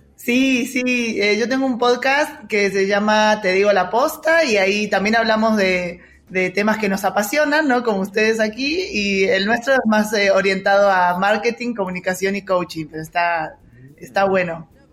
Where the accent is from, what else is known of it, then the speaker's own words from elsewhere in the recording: Mar del Plata, Buenos Aires Province, Argentina; de Argentina, eh, de, bueno, la ciudad donde nací se llama Mar del Plata